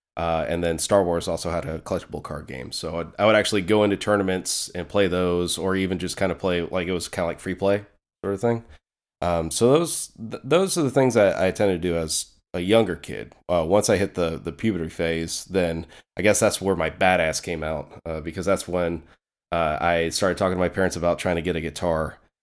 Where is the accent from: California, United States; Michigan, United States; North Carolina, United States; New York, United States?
North Carolina, United States; moved away; also born or lived in Clayton, North Carolina; I'm originally from North Carolina. That's actually where I was born. I've lived in other places since then